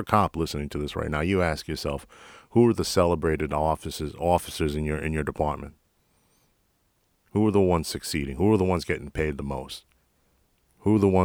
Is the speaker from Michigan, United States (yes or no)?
no; New York City, New York, United States; moved away as an adult; now in Texas, United States; I'm originally from Jackson Heights, Queens. I actually was an auxiliary cop for the NYPD in my home command, the 115, for 3 years before I moved